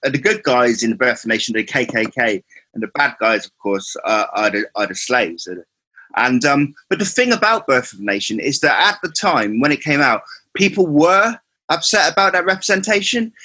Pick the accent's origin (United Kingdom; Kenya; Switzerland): United Kingdom; Cornwall, South West England; I'm from Cornwall